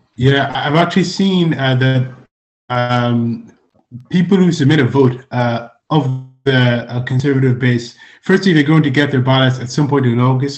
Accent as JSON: {"language": "English", "country": "Ireland", "also_born_or_lived": "Nigeria", "said": "I'm Nigerian Irish."}